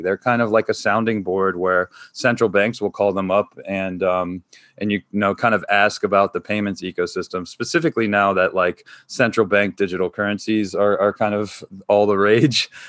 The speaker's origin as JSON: {"language": "English", "region": "North Carolina", "country": "United States", "tie": "born or raised there", "moved": "as an adult", "said": "I grew up in North Carolina, so I think, like, still got a lot of, like, the Southern roots in me"}